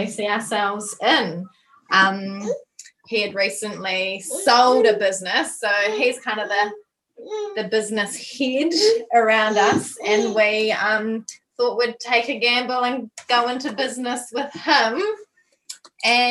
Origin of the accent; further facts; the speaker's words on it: Nelson, New Zealand; we're from Nelson